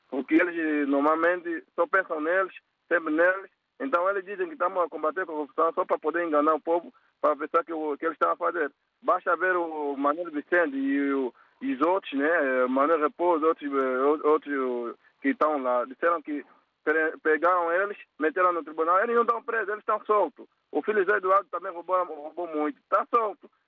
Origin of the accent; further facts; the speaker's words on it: Angola; como eu sou angolano